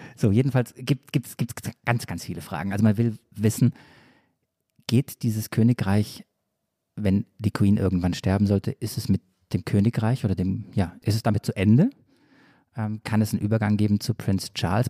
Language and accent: German; Swabia, Baden-Württemberg, Germany; accent: Swabian